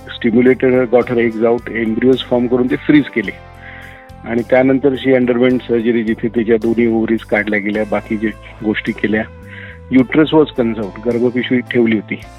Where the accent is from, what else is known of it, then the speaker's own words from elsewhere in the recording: Nashik, Maharashtra, India; also born or lived in United Kingdom; मी basically मूळचा नाशिकचा आहे बॉर्न ब्रॉटअप इन नाशिक